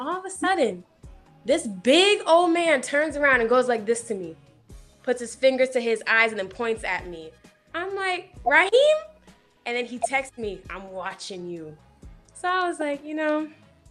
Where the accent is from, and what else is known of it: Rochester, New York, United States; born or raised there; moved away as an adult; now in Los Angeles, United States